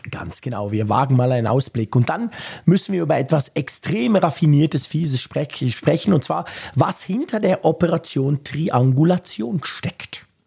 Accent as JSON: {"language": "German", "region": "Bern", "country": "Switzerland", "said": "bei uns in Bern ist es so ein Quartier, das marzili quartier nennt sich"}